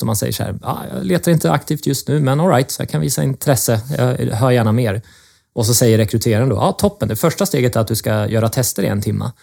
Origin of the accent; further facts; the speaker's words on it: Linköping, Östergötland, Sweden; accent: östgötska; jag kommer från Linköping, kommer säkert höras här under samtalet idag.